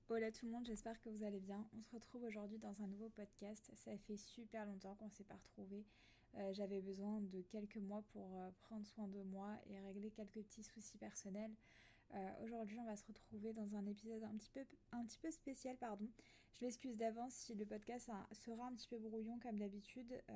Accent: Alsace, Grand Est, France; moved away as an adult; now in near Nice, France; je suis originaire d'Alsace à la base. Et ça fait 4 ans que je vis ici

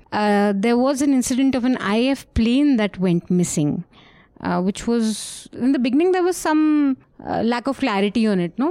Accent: Uttarakhand, India; Uttarakhand, which is my home state and his home state.

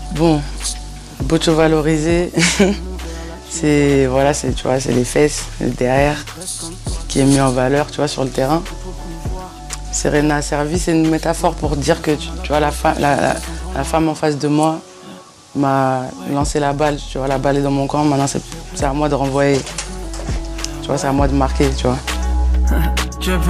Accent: Bron, Auvergne-Rhône-Alpes, France; Alors je suis née à, à Bron, à Lyon, tu vois, c'est à côté de Lyon

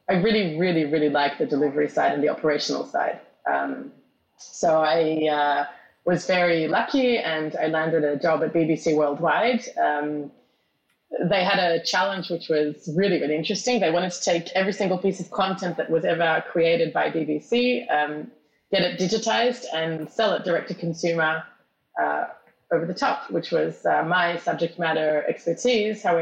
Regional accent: Israel; also born or lived in Australia; Australia and I, I moved to Israel when I was 12. That's why I speak like this.

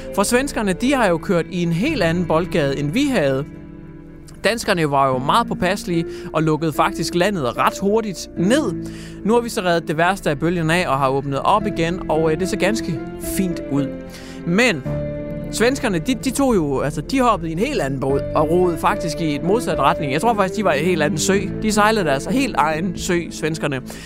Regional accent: Denmark; som dansker

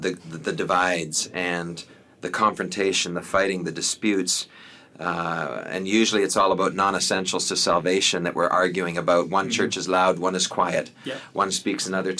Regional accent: Canada; also born or lived in Africa; I'm a Canadian

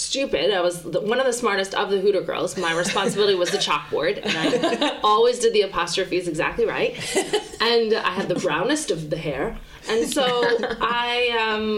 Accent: Canada; moved away as an adult; now in London, United Kingdom; I'm from Canada

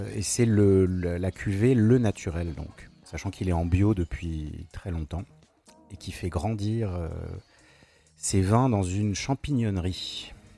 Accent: Paris, Île-de-France, France; je suis parisien

